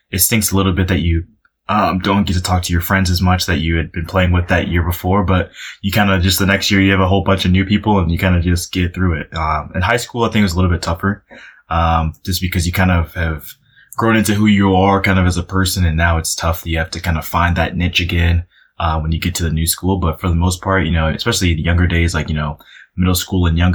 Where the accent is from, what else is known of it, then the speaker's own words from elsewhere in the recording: Chicago, Illinois, United States; And then obviously, you know, growing up in Chicago, uh, the Bulls were, they were great at that.